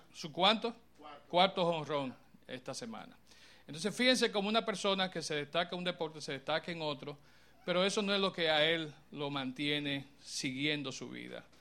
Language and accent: Spanish; Dominican Republic; como país, como pueblo, como personas dominicanas